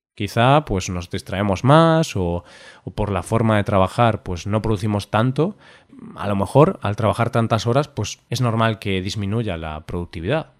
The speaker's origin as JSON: {"language": "Spanish", "country": "Spain", "said": "nosotros como españoles"}